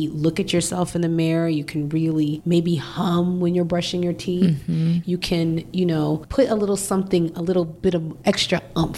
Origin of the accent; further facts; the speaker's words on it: Inglewood, California, United States; I am from Inglewood